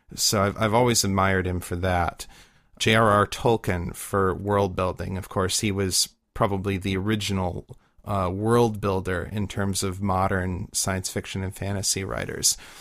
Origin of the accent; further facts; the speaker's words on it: Midwest, United States; growing up in the Midwest